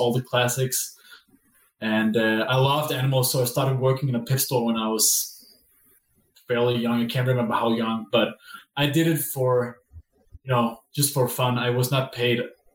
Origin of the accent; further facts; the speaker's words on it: Denmark; I am from Denmark.